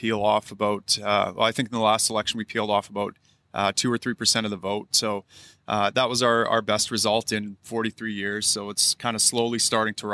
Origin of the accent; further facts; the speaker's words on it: Canada; as Canadians